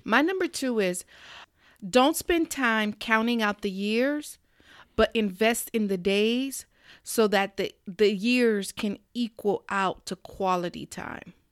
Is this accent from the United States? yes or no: yes; South Florida, United States; We're from South Florida.